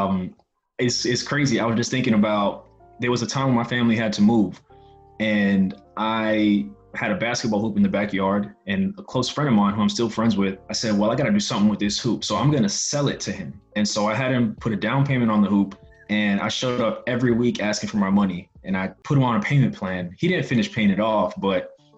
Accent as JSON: {"language": "English", "town": "New York City", "region": "New York", "country": "United States", "tie": "born or raised there", "said": "I grew up in Brooklyn, New York. Both of my parents came to New York from Haiti"}